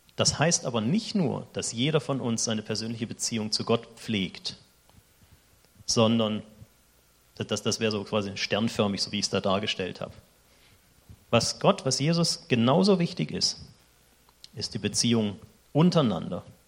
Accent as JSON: {"language": "German", "country": "Germany", "moved": "as an adult", "lives_now": "Switzerland", "said": "ich bin Deutscher"}